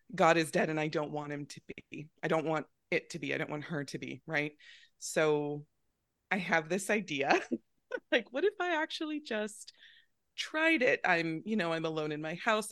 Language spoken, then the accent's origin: English; Northern California, United States; I grew up in Northern California